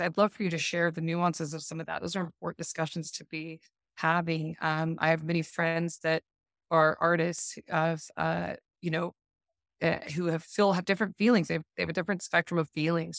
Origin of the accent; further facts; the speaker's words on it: Park City, Utah, United States; moved away as an adult; also born or lived in North Shore of Oahu, Hawaii; now in Oahu, United States; I grew up in the Park City area and I'm originally from there